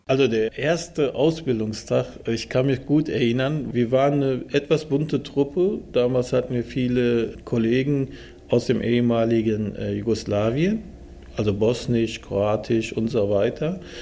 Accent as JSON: {"language": "German", "town": "Dortmund", "region": "North Rhine-Westphalia", "country": "Germany", "tie": "born or raised there", "also_born_or_lived": "Turkey", "said": "Ich bin hier aufgewachsen. Ich, als ich hier rüberkam, war ich sechs Jahre alt"}